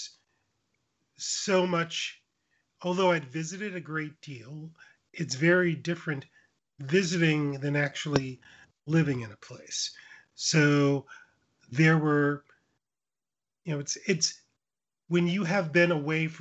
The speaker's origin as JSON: {"language": "English", "town": "Mount Olive", "region": "Mississippi", "country": "United States", "tie": "born or raised there", "also_born_or_lived": "Collins, Mississippi / Michigan / Oxford, Mississippi", "moved": "as an adult", "said": "I grew up on an 80-acre farm in Mount Olive, outside of town on Highway 35"}